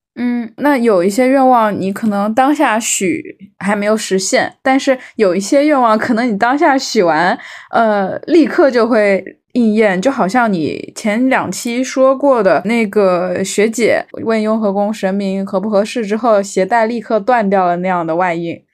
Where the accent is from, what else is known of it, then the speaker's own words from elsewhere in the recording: Fuzhou, Fujian, China; 我是在，呃，福建长大，我是福州的嘛